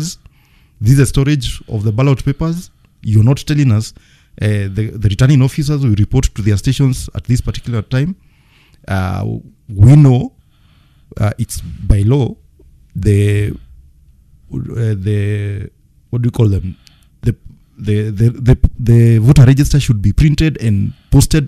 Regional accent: Kenya; As a Kenyan

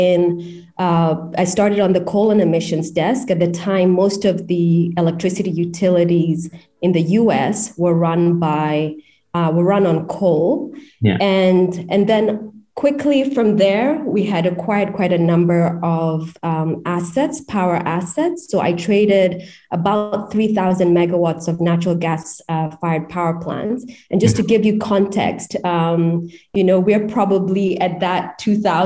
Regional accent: Kenya; I am from Kenya

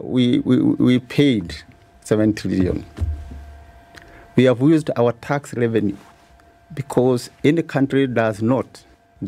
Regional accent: Kenya; as a Kenyan, I'm a Kenyan citizen, and a shareholder of this country

